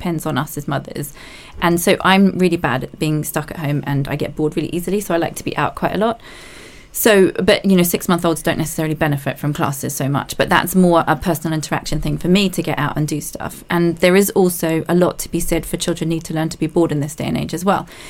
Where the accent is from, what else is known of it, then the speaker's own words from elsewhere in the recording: New Zealand; moved away as an adult; now in London, United Kingdom; I'm also from New Zealand